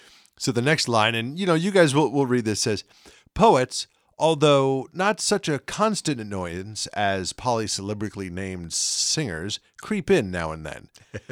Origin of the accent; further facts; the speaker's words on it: United States; I'm American.